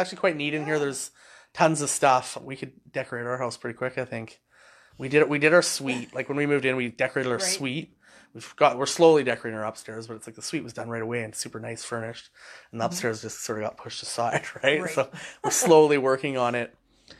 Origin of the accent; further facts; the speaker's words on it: Hornby Island, British Columbia, Canada; I grew up on Hornby